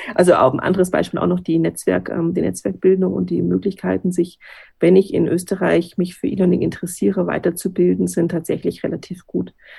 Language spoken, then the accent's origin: German; Bavaria, Germany; also born or lived in Bad Reichenhall; bei uns in Bayern